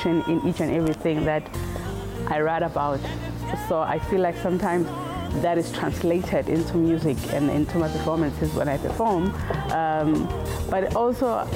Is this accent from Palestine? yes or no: no; South Africa; as South African artists